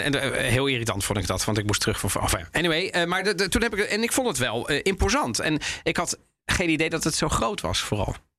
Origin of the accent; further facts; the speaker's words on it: Netherlands; wij Nederlanders